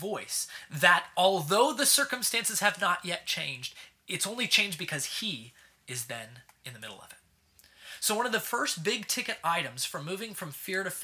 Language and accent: English; Southern California, United States; moved away as an adult; now in Kansas City, United States; I'm from Southern California originally